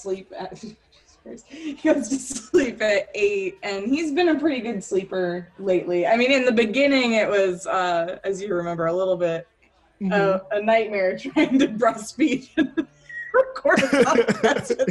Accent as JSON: {"language": "English", "region": "South Florida", "country": "United States", "tie": "born or raised there", "also_born_or_lived": "New York City / Las Vegas", "moved": "as an adult", "said": "I'm originally from South Florida. I grew up there most of my young adult life."}